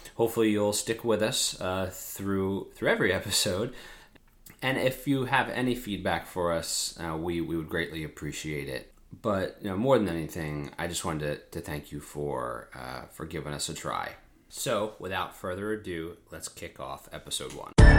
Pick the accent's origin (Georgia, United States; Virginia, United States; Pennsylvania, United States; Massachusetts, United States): Pennsylvania, United States; we grew up in Pennsylvania. Uh, we still live in Pennsylvania